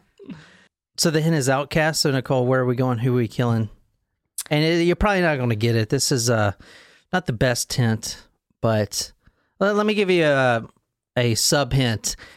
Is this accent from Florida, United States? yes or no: no; South Carolina, United States; I'm from South Carolina